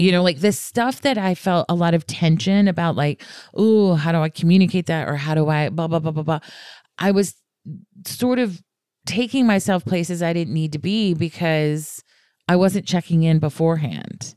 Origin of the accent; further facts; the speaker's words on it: the South, United States; I'm from the South